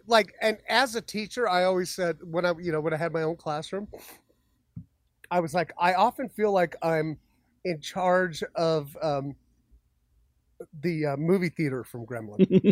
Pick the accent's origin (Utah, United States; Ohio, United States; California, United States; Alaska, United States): Utah, United States; Magna; I went to school in the Savage Lands, you know, out in Magna